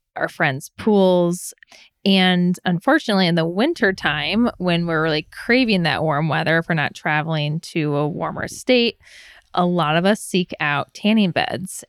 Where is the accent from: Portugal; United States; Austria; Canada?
United States; Michigan; I was born and raised in Michigan, so Midwesterner through and through